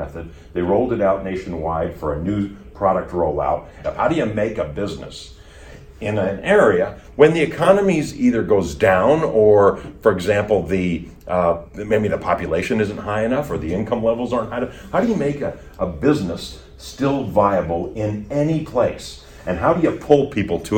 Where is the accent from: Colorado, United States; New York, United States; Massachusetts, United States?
Colorado, United States; also born or lived in Wisconsin / Huntington, West Virginia; I was born in Wisconsin and grew up in Colorado